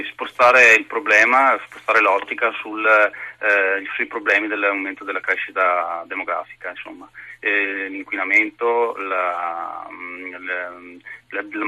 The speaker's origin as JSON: {"language": "Italian", "town": "Bari", "region": "Apulia", "country": "Italy", "lives_now": "Trieste, Italy", "said": "Io in realtà sono di Bari ma vivo a Trieste"}